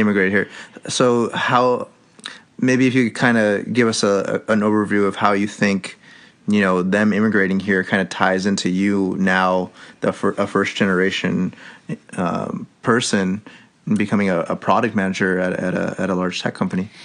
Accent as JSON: {"language": "English", "town": "San Francisco", "region": "California", "country": "United States", "tie": "born or raised there", "said": "I grew up in a part of this city that's called the Sunset"}